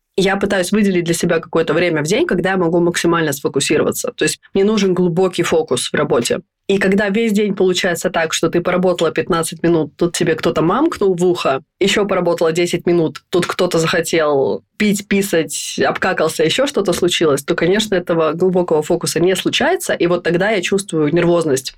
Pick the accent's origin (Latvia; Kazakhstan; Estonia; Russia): Estonia; moved away as an adult; now in Stockholm, Sweden; Я родилась и выросла в Эстонии, и последние 14 лет живу в Стокгольме.